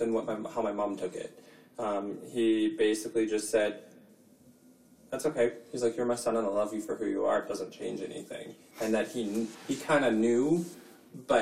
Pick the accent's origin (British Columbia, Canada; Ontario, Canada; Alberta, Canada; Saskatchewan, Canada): Saskatchewan, Canada; moved away as an adult; now in Edmonton, Canada; I left my hometown and from Saskatchewan